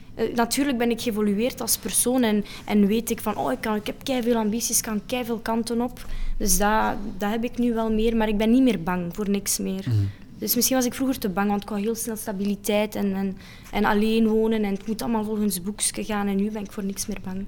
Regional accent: Geraardsbergen, Flanders, Belgium; Ik kom van Gerardsbergen

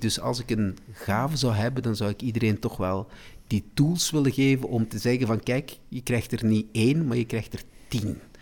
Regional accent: De Klinge, Flanders, Belgium; also born or lived in Salvador da Bahia, Brazil; dat is eigenlijk mijn, mijn, mijn, mijn dorp waar ik ben opgegroeid. Dat is in De Klingen, in het Waasland.

